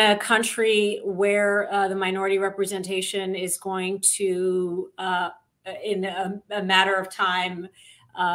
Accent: Saudi Arabia; also born or lived in Michigan, United States; I grew up in Saudi Arabia, I'm a product of an Indian father and a Pakistani mother, two countries that are often in conflict with each other. I was born in Michigan, and you know, raised as an American Muslim

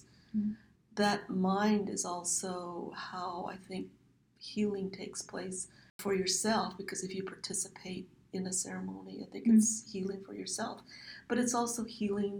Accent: Navajo Nation, United States; first language Navajo; English is a second language; moved away as an adult; now in Phoenix, United States; Back home on the Navajo Nation homeland, you don't see walls around homes

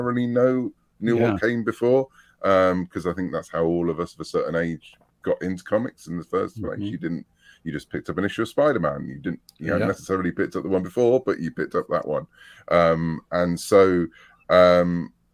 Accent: United Kingdom; I was brought up on Doctor Who in the UK

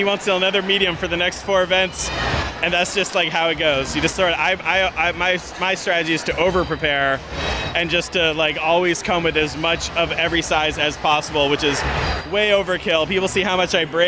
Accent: Connecticut, United States; moved away as an adult; I'm from Connecticut originally, but I haven't lived there for the last 4.5 years.

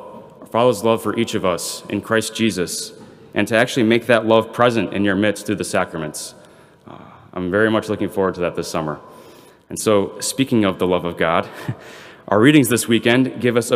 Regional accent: Belvidere, Illinois, United States; I'm from Belvedere

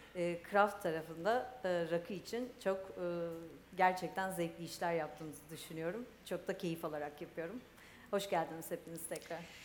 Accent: İzmir, Turkey; ben İzmir doğumluyum.

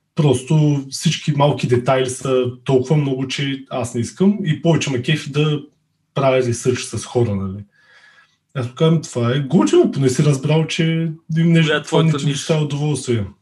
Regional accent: Veliko Tarnovo, Veliko Tarnovo Province, Bulgaria; moved away as an adult; now in Burgas, Bulgaria; От Велико Търново съм, но живея в Бургас

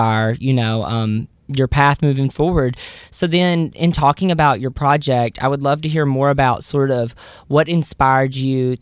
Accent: Tennessee, United States; growing up in Tennessee

